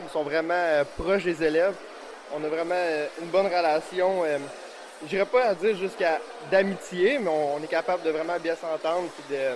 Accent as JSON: {"language": "French", "town": "Montreal", "region": "Quebec", "country": "Canada", "tie": "born or raised there", "moved": "as an adult", "lives_now": "Saint-Pacôme, Canada", "said": "Euh, j'ai grandi à Montréal, ouais, la grande ville. je suis rendu ici, je reste à saint pacombe depuis euh, un petit peu plus qu'un an."}